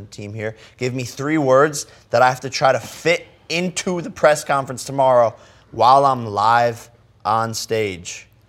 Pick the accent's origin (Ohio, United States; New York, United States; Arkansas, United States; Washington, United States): Ohio, United States; Cleveland; because I grew up in Cleveland